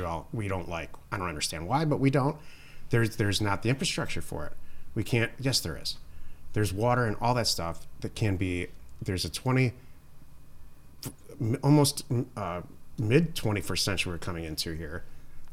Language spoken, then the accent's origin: English; Detroit, Michigan, United States; I'm from Detroit